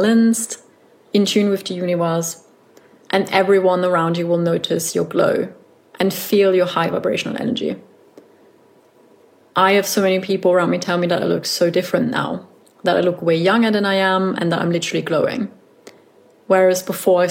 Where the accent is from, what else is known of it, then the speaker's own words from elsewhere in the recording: Austria; I come from Austria and sauerkraut is a staple in Austrian cuisine, but I never really ate a lot of it.